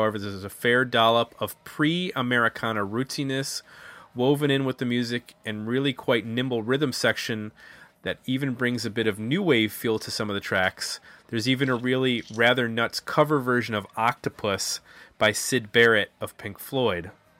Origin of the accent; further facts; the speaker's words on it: Scotland, United Kingdom; I grew up in Scotland